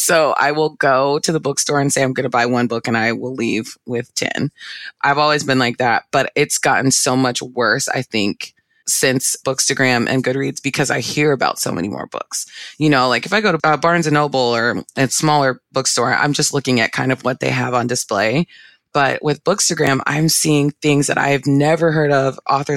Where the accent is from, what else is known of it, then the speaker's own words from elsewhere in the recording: Northern Virginia, United States; moved away as an adult; now in Orlando, United States; I'm from Northern Virginia area